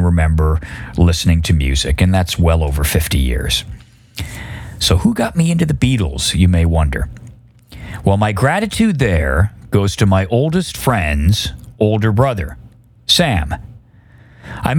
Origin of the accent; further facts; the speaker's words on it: Oshawa, Ontario, Canada; I grew up in Oshawa, Ontario, Canada